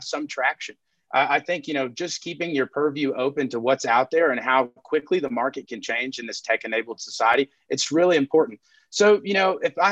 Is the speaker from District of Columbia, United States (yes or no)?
no; Texas Panhandle, United States; I'm from the Texas Panhandle.